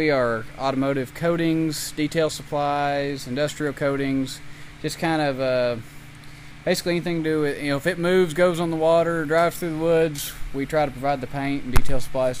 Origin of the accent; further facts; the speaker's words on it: Mountain Home, Arkansas, United States; now in Missouri, United States; I live in Missouri now, but I was born and raised in Mountain Home.